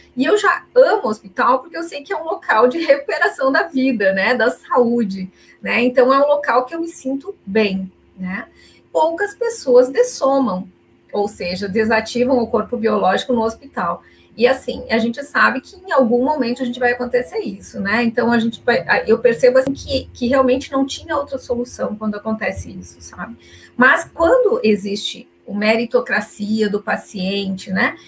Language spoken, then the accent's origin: Portuguese; Caxias do Sul, Rio Grande do Sul, Brazil; Eu sou de Caxias do Sul, falo de vocês com vocês aqui de Caxias do Sul, no Rio Grande do Sul